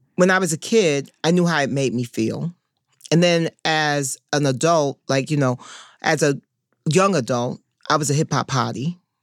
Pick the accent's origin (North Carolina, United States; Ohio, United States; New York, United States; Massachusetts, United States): New York, United States; New York City; I'm from Harlem